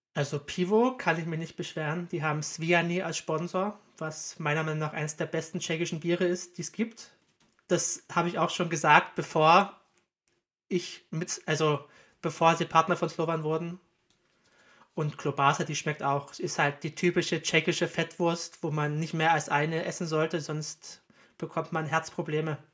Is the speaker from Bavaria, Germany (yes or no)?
no; Zittau, Saxony, Germany; moved away as an adult; now in Vienna, Austria; in Zitter und Umgebung, wo ich herkomme